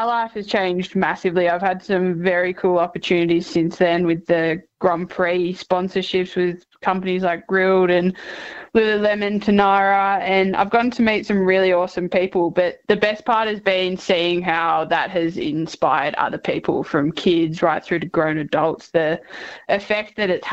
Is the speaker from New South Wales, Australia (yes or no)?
no; Geelong, Victoria, Australia; also born or lived in Cairns, Queensland; I'm from down Geelong way, so I'm definitely a Geelong girl.